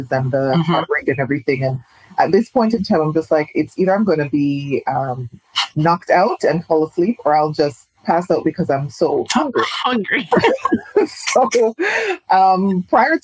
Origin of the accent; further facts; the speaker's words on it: Jamaica; I'm Jamaican, but Trinidad is in my bones.